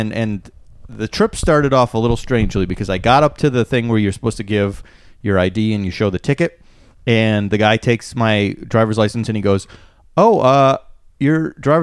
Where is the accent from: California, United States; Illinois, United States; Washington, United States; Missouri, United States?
Illinois, United States; Schaumburg; We grew up in Schaumburg, Illinois together